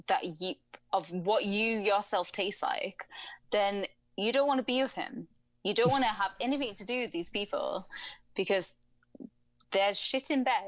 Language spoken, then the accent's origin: English; England, United Kingdom; I'm English